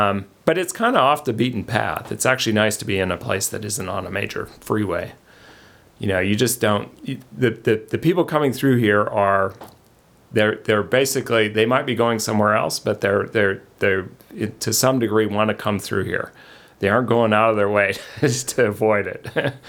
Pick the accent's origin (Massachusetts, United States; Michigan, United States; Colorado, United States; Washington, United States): Colorado, United States; Denver; moved away as an adult; also born or lived in Pocatello, Idaho / Los Angeles, California; now in Lewiston, United States; I grew up in Denver